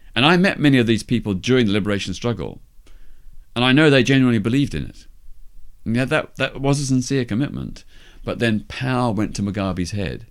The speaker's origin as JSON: {"language": "English", "town": "Melbourne", "region": "Victoria", "country": "Australia", "tie": "born or raised there", "said": "my hometown of Melbourne, Australia"}